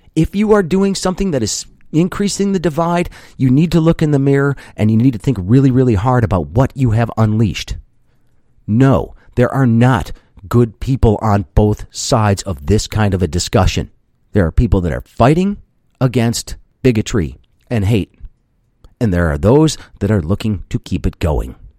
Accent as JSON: {"language": "English", "country": "United States", "said": "I'm an American"}